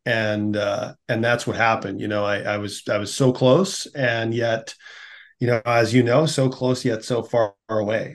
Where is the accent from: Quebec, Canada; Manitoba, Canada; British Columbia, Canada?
Manitoba, Canada; Winnipeg; born or raised there